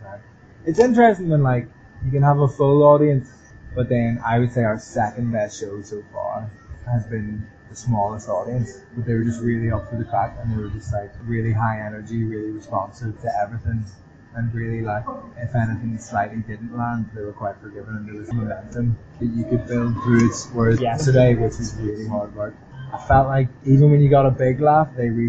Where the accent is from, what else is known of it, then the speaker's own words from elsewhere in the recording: Belfast, Northern Ireland, United Kingdom; moved away; I'm Irish